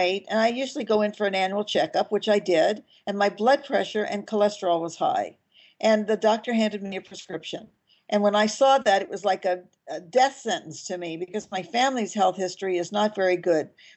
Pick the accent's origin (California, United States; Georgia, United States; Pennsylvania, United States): California, United States; Los Angeles; also born or lived in Mallorca, Spain; I was born in Hollywood, California